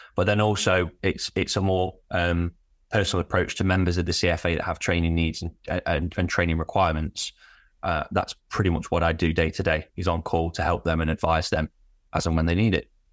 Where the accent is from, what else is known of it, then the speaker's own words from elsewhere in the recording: Derby, East Midlands, United Kingdom; I'm from Derby, so East Midlands